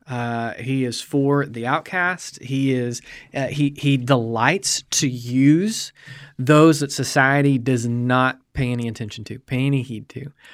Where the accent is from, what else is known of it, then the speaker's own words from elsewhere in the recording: United States; as American believers